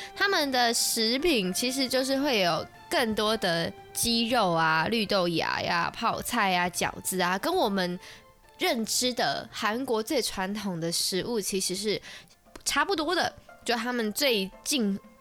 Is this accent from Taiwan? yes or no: yes; Taiwan; 我们台湾人有些是会在外面庆祝的